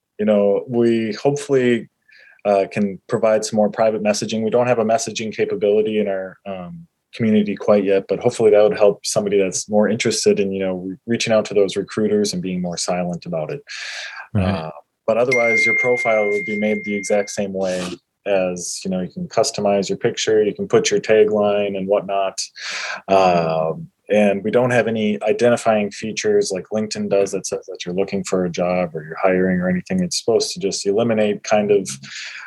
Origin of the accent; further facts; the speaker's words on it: Moorhead, Minnesota, United States; also born or lived in Fargo, North Dakota / Nashville, Tennessee; I'm from Fargo. Moorhead, Minnesota. It's a suburb of Fargo